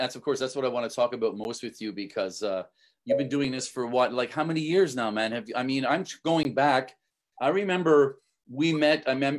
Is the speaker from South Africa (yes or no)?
no; Montreal, Quebec, Canada; moved away as an adult; I'm from Montreal